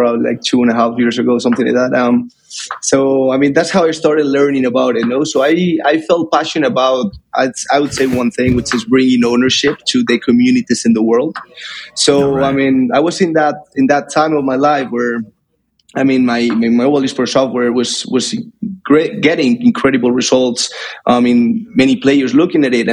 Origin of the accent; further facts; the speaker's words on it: Madrid, Community of Madrid, Spain; I'm currently in Madrid. This is actually my hometown.